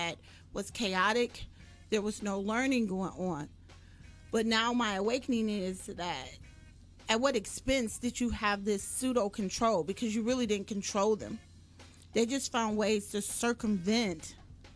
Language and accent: English; Detroit, Michigan, United States; Born and raised in Detroit